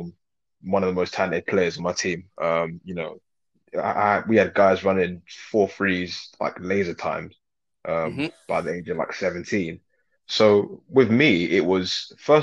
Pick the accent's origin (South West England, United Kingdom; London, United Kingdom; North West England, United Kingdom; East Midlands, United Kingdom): London, United Kingdom; I grew up on Wood Green in North London.